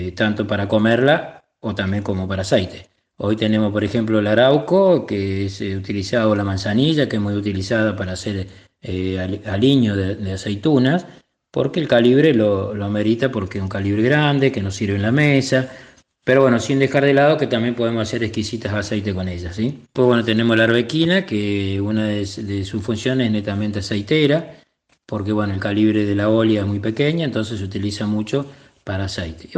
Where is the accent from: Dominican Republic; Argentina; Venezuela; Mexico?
Argentina; Etruria, Córdoba; now in Mar del Plata, Argentina; Soy oriundo de la provincia de Córdoba, una localidad eh, llamada Etruria